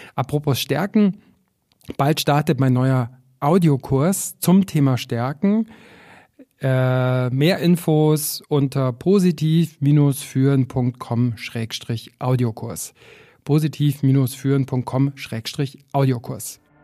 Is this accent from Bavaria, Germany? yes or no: yes; Füssen, Bavaria, Germany; also born or lived in Berlin / Paris / Buenos Aires / Chicago; now in Garmisch-Partenkirchen, Germany; ich bin in Füssen aufgewachsen, immer mit Blick auf die Berge